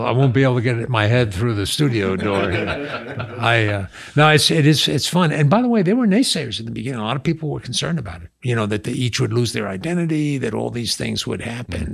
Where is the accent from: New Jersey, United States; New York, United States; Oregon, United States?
New York, United States; Long Island; moved away; I grew up on Long Island